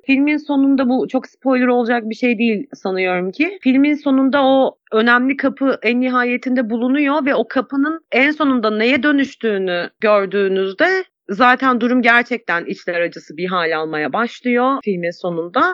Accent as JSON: {"language": "Turkish", "region": "Kütahya", "country": "Turkey", "tie": "born or raised there", "said": "Benim memleketimde, Kütahya'da"}